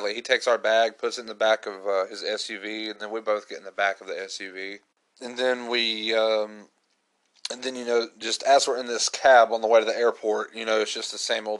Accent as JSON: {"language": "English", "country": "United States", "said": "I'm just an American trying to learn Russian"}